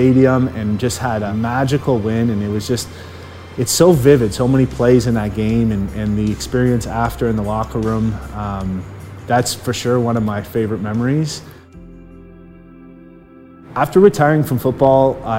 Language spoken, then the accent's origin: English; Chatham, Ontario, Canada; I grew up in Chatham, Ontario